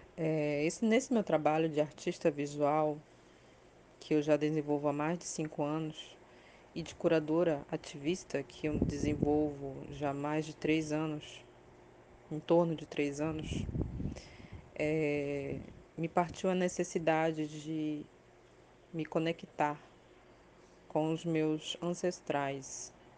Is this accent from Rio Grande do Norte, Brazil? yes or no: no; Belém, Pará, Brazil; moved away as an adult; now in São Paulo, Brazil; sou paraense, nasci em Belém do Pará, mas moro em São Paulo desde 2009. A única vez que saí do Pará